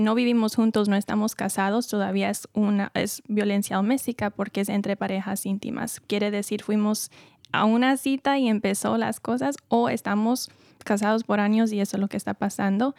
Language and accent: Spanish; New York, United States; moved away as an adult; now in California, United States; Yo vengo de Nueva York y viví siempre ahí antes de mudarme a California para estudiar la psicología clínica